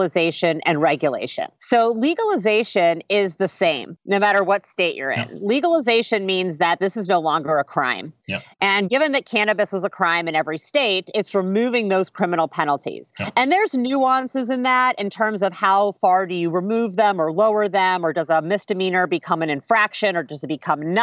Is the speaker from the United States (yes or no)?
yes; Indiana, United States; moved away as an adult; also born or lived in Chicago, Illinois / Oakland, California; I grew up in Indiana